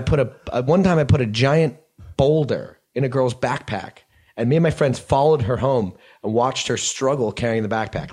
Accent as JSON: {"language": "English", "region": "New Jersey", "country": "United States", "tie": "born or raised there", "also_born_or_lived": "New York City"}